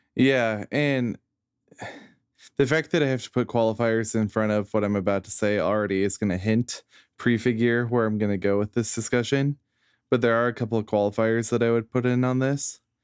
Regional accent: United States; as an American who is alive in the year of our Lord twenty twenty

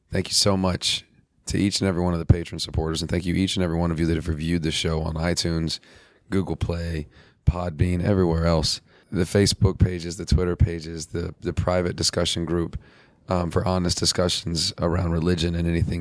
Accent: Texas, United States; I'm also from Texas.

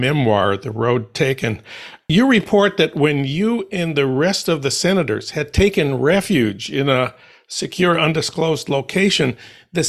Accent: St. Paul, Minnesota, United States; my hometown of St. Paul

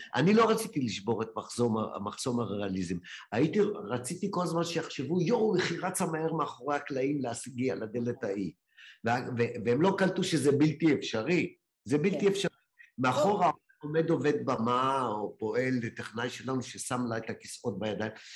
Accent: Ramla, Central District, Israel; הייתי בחוג דרמטי כנער ברמלה

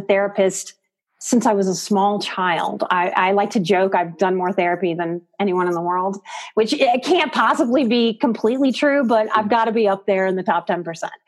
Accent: New Orleans, Louisiana, United States; I'm from New Orleans.

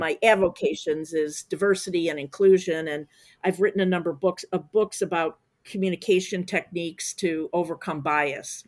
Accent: Chicago, Illinois, United States; I, I'm from Chicago

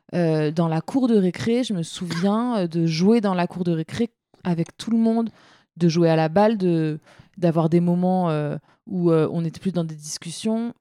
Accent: Seine-Saint-Denis, Île-de-France, France; j'ai grandi en Seine-Saint-Denis

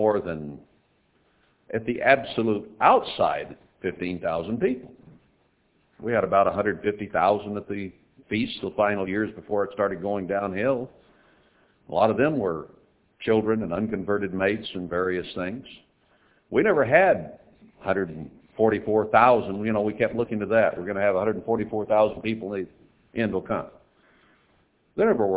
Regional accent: United States; I was from America.

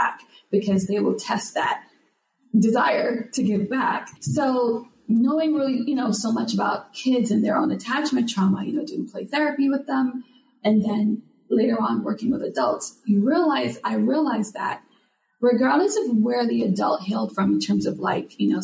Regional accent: Jamaica; now in United States; I'm from Jamaica, living here in the States

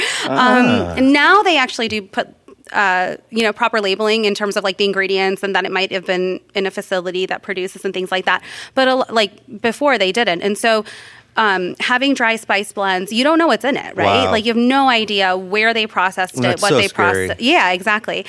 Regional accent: Solon, Ohio, United States; moved away as an adult; also born or lived in New York / Los Angeles / Boston; I grew up in Solon

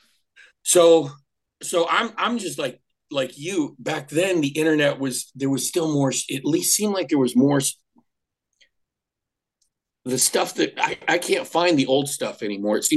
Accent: Austria; first language German; English is a second language; now in United States; I was born in Austria, so my first language is German

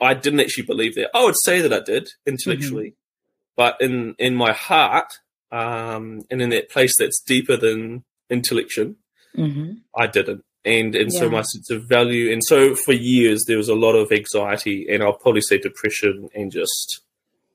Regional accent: New Zealand; also born or lived in Cambodia; I became different than a typical New Zealand boy. And so when I came back from Cambodia when I was 16 to New Zealand

